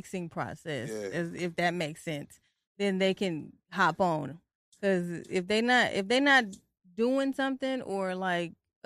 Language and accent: English; Tennessee, United States; also born or lived in Detroit, Michigan; now in Virginia, United States; I was just born there. I was raised in Tennessee